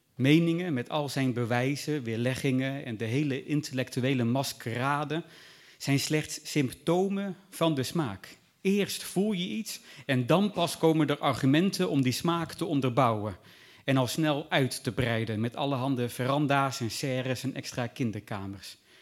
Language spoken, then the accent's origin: Dutch; Groningen countryside, Netherlands; ik ben opgegroeid op het Groningse platteland tussen boeren.